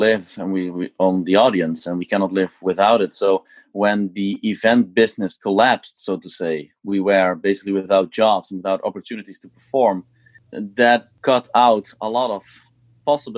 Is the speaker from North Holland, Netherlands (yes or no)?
no; Eindhoven, North Brabant, Netherlands; also born or lived in Switzerland / Amsterdam; I played here in my hometown in Eindhoven, where I used to play when I was younger